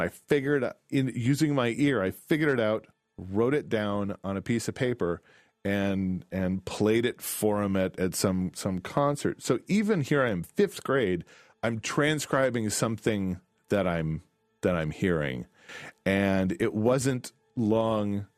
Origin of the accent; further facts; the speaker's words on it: DeKalb, Illinois, United States; I grew up in DeKalb, Illinois.